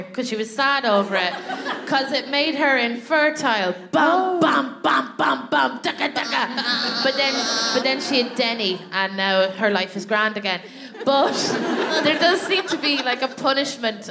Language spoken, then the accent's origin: English; Ireland; moved away as an adult; now in London, United Kingdom; I was in my hometown